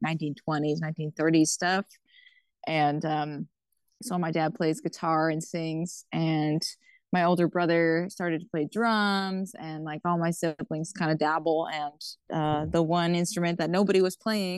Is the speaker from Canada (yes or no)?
yes; Odanak First Nation, Quebec, Canada; I'm from Odinak First Nation, Abenaki community in Quebec